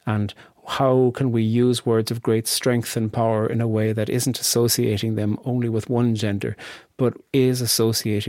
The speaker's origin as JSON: {"language": "English", "country": "Ireland", "tie": "born or raised there", "said": "as a boy growing up in Ireland"}